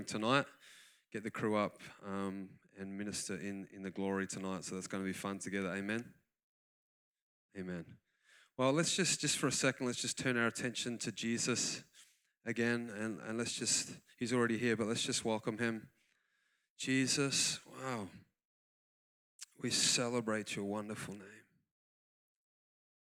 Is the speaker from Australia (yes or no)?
yes; Australia; accent: Australian; moved away as an adult; now in United States; So I call myself a part American, full Australian